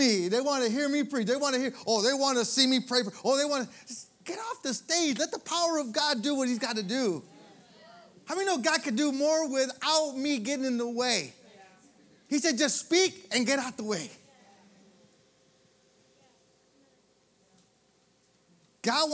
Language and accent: English; Michigan, United States; moved away; I'm from Michigan